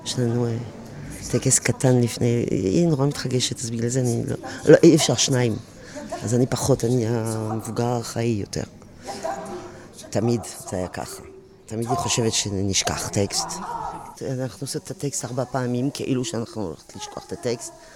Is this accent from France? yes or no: yes; France; Hebrew is a second language; moved away as an adult; now in Israel; אני באתי מצרפת